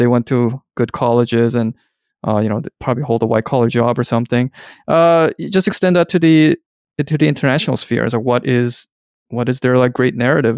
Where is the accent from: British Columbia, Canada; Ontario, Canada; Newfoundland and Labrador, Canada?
British Columbia, Canada; Vancouver; I'm from Vancouver, where there were a lot of Hong Kong people when I was growing up